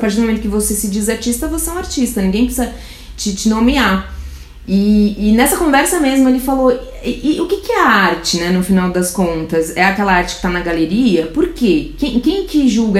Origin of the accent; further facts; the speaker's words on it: Brazil; eu sou do Brasil, faço isso